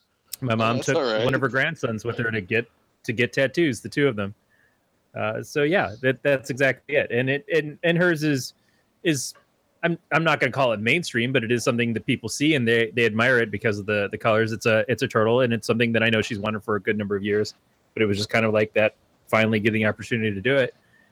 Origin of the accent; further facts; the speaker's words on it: Michigan, United States; also born or lived in Northern California; now in California, United States; even in Michigan, where I'm from